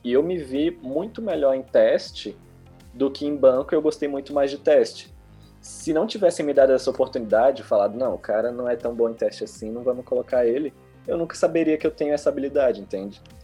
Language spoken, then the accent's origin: Portuguese; Brasília, Federal District, Brazil; eu sou do Gama aqui em Brasília, capital